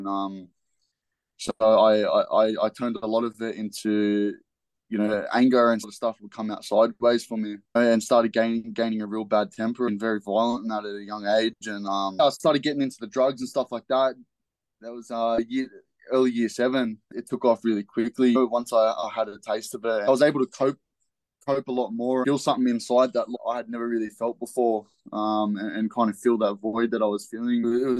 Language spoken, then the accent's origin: English; Liverpool, New South Wales, Australia; So, yeah, I was born in Liverpool Hospital. I grew up and went to, like, you know, a few different schools around there.